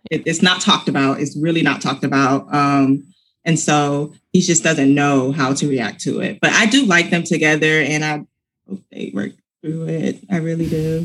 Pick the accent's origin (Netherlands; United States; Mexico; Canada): United States; Georgia; I'm from Georgia and football is huge where I'm from